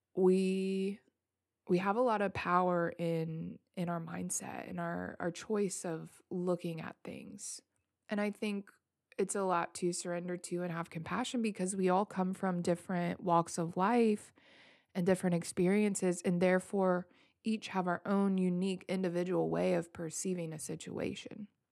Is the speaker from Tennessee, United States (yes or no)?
yes; Memphis, Tennessee, United States; I am born and raised in Memphis, Tennessee.